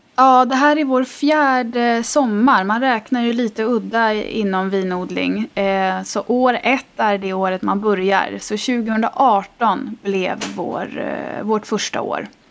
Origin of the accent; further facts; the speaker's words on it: Stockholm, Stockholm County, Sweden; moved away as an adult; also born or lived in Italy; now in Gotland, Sweden; jag är eh, ursprungligen från Stockholm.